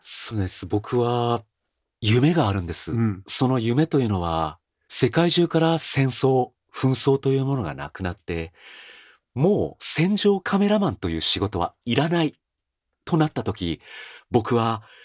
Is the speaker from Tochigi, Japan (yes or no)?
no; Fuji, Shizuoka, Japan; 僕のふるさとである静岡県富士市、田子の浦という港町にある僕の実家